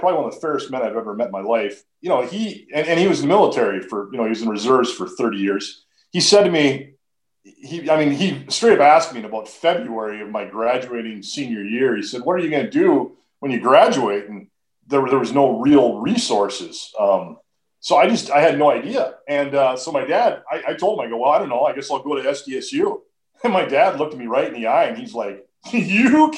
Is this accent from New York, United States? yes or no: no; Duluth, Minnesota, United States; now in Brookings, United States; I was born and raised in Duluth, Minnesota